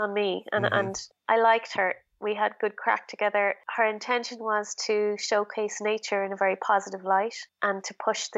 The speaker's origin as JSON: {"language": "English", "country": "Ireland", "said": "Being very Irish"}